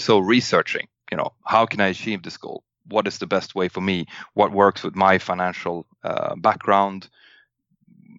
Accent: Sweden; we flew home over my hometown

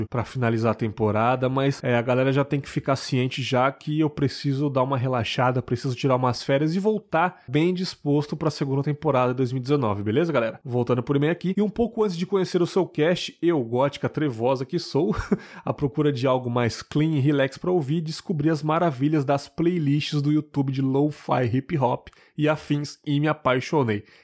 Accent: Guarulhos, São Paulo, Brazil; tenho 31 anos e sou de Guarulhos, São Paulo.

